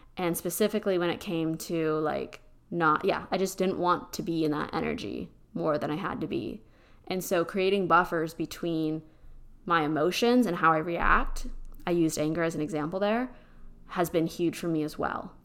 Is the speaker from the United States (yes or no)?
yes; Pennsylvania, United States; now in Texas, United States; I'm from Pennsylvania, and I'm used to those type of roads, and being here in Texas